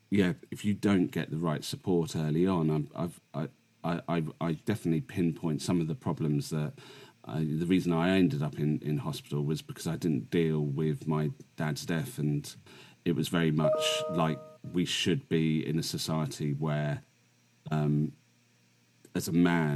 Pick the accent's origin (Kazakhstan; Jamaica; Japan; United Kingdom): United Kingdom; England; living in the UK, in England